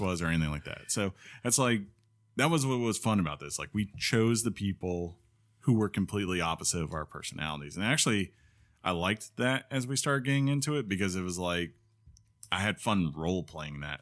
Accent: Northeast, United States; now in Columbus, United States; I grew up in the Northeast

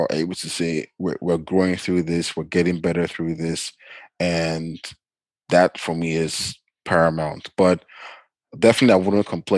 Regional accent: Nigeria; now in Canada; growing up in Nigeria

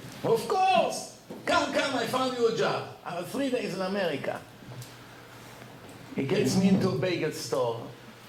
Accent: Bat Yam, Tel Aviv District, Israel; moved away as an adult; also born or lived in Jaffa, Israel; now in New York, United States; I was born in Yafo, Jaffa, in Eretz Israel, 46 years ago

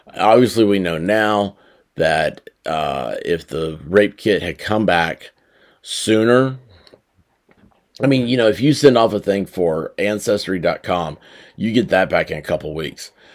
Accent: Memphis, Tennessee, United States; I'm from Memphis, okay? This is my hometown.

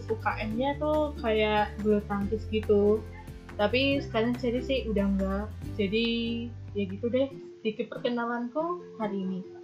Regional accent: Batam, Riau Islands, Indonesia; moved away as an adult; now in Madiun, Indonesia; aku tuh bukan asli orang Jawa karena aku aslinya orang Batam

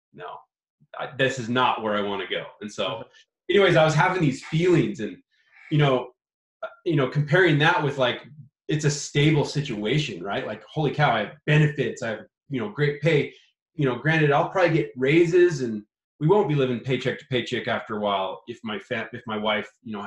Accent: Idaho, United States; also born or lived in California; we're from Idaho, right? We're like podunk Idaho, potato fields. There's not a lot of opportunity here.

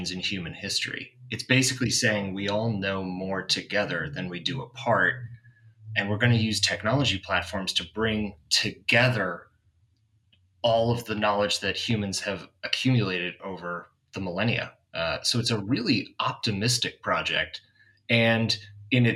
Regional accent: Boston, Massachusetts, United States; now in San Francisco, United States; Boston, Massachusetts, which is where I grew up

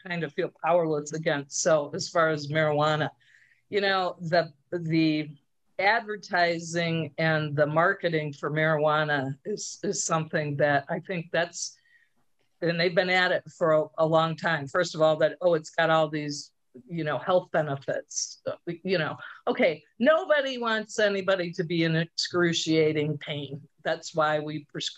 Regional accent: Traverse City, Michigan, United States; I'm from Traverse

